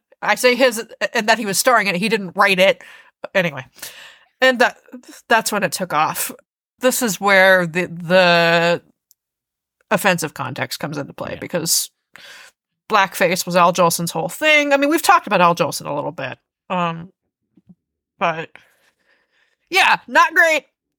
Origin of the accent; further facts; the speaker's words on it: the South, United States; I mean, this is also where I admit my own blindness because I grew up in the South.